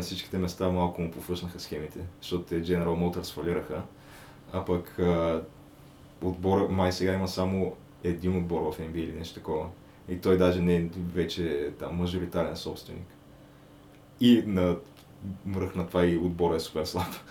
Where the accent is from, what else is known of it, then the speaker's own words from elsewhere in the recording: Bulgaria; като българин